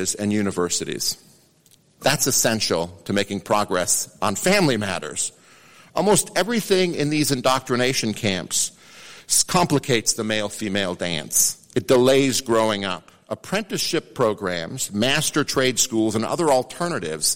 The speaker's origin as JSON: {"language": "English", "region": "Idaho", "country": "United States", "said": "I'm from Idaho"}